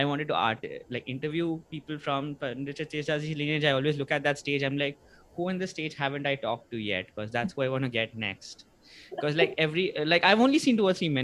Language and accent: English; India; now in United States; I grew up in India